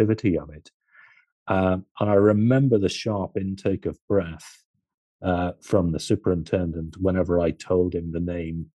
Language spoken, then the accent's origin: English; Ireland; I'm Irish